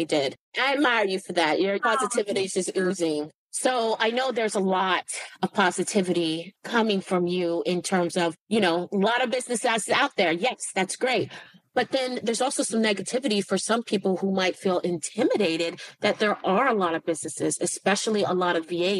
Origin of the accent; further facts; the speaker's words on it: Silicon Valley, California, United States; I'm from the Silicon Valley